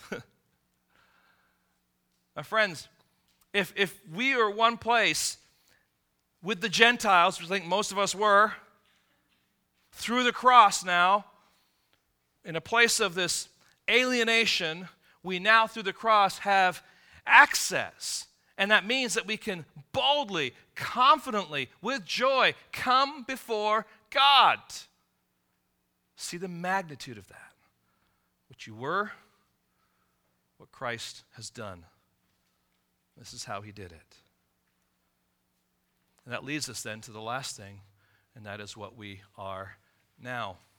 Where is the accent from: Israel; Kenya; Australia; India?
Israel; born there; My mom is American, my dad was English. I was born in Israel.